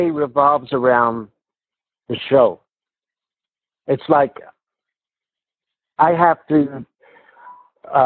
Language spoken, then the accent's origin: English; New York City, New York, United States; now in Las Vegas, United States; when I was growing up in Canarsie, Brooklyn